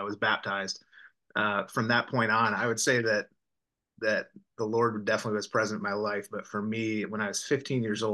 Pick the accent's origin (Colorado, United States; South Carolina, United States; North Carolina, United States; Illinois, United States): Illinois, United States; Southern; moved away as an adult; also born or lived in suburban area (from age 10-11); now in Tennessee, United States; growing up in Southern Illinois, I always wanted to get out of the suburban context that I ended up growing up in from age 10, 11 on